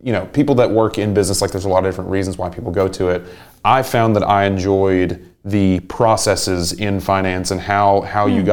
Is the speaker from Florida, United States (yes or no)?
no; Englewood, Tennessee, United States; moved away as an adult; now in Chattanooga, United States; I'm from about an hour up the road, a really small town called Englewood. And it's got about 1,000 people.